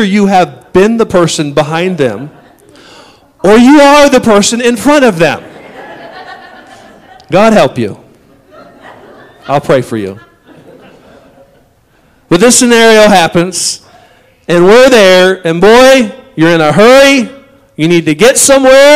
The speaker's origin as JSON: {"language": "English", "country": "United States", "said": "we as an American society"}